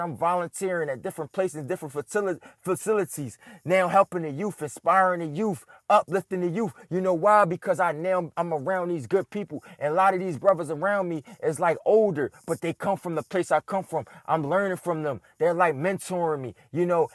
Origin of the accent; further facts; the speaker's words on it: Philadelphia, Pennsylvania, United States; I'm born and raised in Philadelphia, lived there my whole life